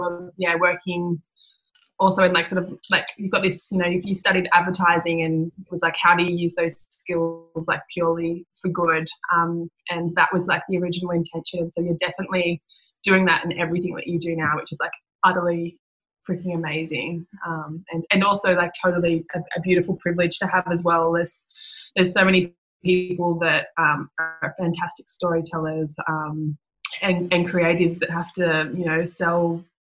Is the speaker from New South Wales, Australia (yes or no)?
yes; Newcastle, New South Wales, Australia; I grew up in Newcastle, so I'm a bit of a bogan